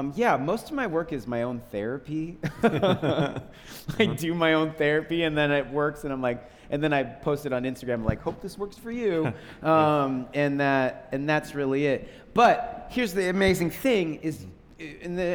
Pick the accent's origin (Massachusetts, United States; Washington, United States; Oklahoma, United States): Washington, United States; Seattle; I grew up in Seattle with …